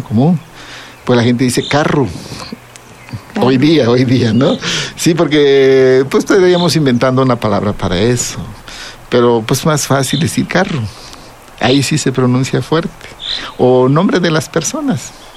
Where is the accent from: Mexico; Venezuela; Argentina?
Mexico; Zapotec, Oaxaca; first language Zapotec; Spanish is a second language; para nosotros los zapotecas, la poesía está presente ahí en nuestra lengua